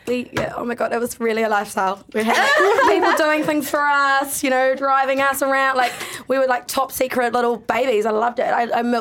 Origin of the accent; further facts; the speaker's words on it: United Kingdom; But I really want a Mercedes because I'm a British bitch.